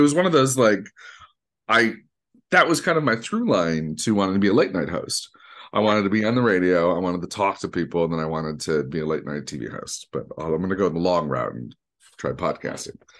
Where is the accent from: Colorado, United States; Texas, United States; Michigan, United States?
Michigan, United States; Detroit; growing up in Detroit, there was a school called Specs Howard